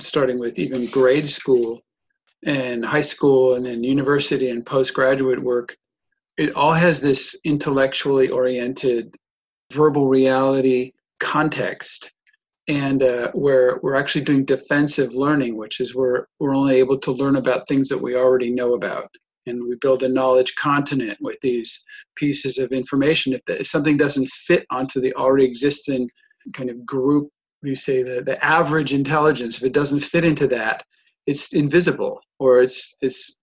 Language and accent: English; United States; born or raised there; accent: American; moved away as an adult; also born or lived in Germany; now in Europe